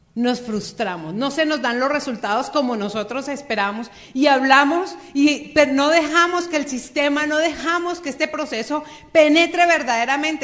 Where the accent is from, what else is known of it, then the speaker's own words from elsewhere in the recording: Bogotá, Colombia; moved away as an adult; now in Cali, Colombia; Yo soy bogotana, nacida en Bogotá.